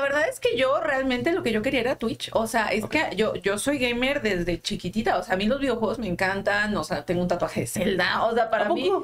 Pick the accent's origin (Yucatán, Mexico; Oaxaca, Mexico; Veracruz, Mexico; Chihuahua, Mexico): Veracruz, Mexico; Xalapa; moved away as an adult; now in Mexico City, Mexico; Yo vengo de una pequeña ciudad llamada Jalapa de Veracruz